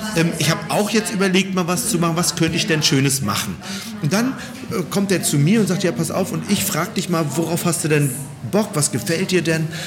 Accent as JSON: {"language": "German", "region": "Berlin", "country": "Germany", "said": "Bei uns in Berlin"}